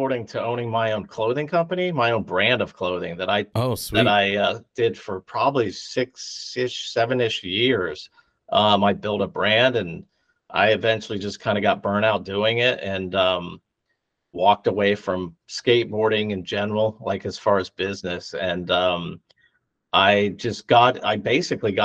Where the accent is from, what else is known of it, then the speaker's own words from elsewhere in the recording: Ohio, United States; I was from Ohio